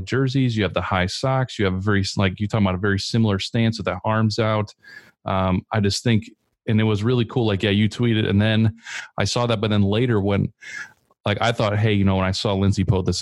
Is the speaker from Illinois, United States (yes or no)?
yes; Chicago, Illinois, United States; moved away; also born or lived in Grand Rapids area, Michigan; I'm from Chicago